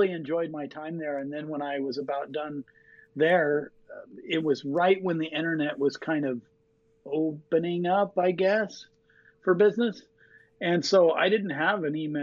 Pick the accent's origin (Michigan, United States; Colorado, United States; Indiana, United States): Colorado, United States; moved away as an adult; also born or lived in Seattle; now in Missoula, United States; I grew up in Colorado